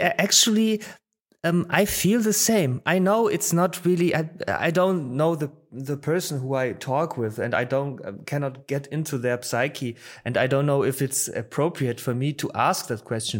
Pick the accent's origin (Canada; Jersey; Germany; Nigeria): Germany; Baden-Baden, Baden-Württemberg; also born or lived in Poland; was raised here in, in the near of Baden-Baden, you know, Baden-Baden, uh, uh, it's in the Southwest and, but I was born in Poland.